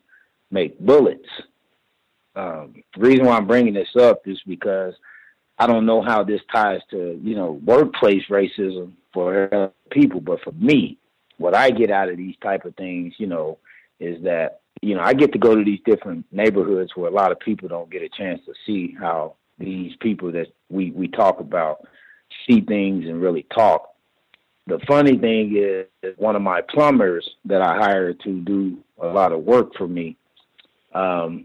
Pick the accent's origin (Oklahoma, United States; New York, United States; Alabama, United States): Oklahoma, United States; Oklahoma City; now in Colorado Springs, United States; I'm originally from Oklahoma City.